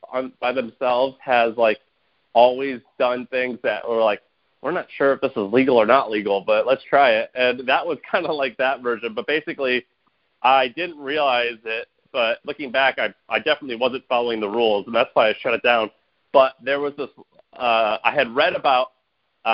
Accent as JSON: {"language": "English", "town": "St. Louis", "region": "Missouri", "country": "United States", "tie": "born or raised there", "also_born_or_lived": "Nashville, Tennessee", "moved": "as an adult", "lives_now": "San Francisco, United States", "said": "I grew up in Missouri in St. Louis, in South City, St. Louis"}